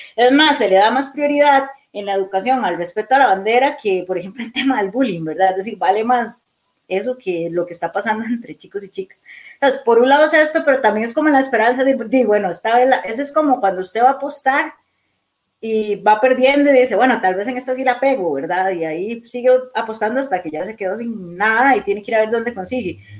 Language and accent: Spanish; Costa Rica; Yo soy orgullosa, tica